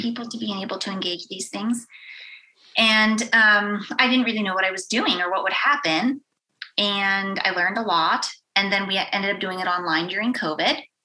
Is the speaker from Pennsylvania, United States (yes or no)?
yes; Western Pennsylvania, United States; moved away; I grew up in Western Pennsylvania in a very small town